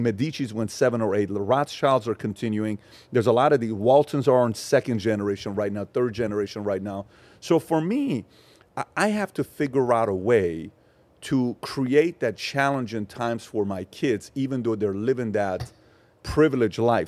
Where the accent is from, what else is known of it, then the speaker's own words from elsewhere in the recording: Los Angeles, California, United States; also born or lived in Iran; and I'm from L A.